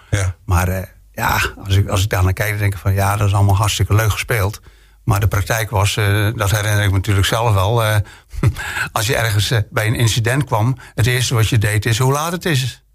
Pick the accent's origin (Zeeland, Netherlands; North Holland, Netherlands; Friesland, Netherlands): Friesland, Netherlands; now in Bergen op Zoom, Netherlands; ik ben geboren in Friesland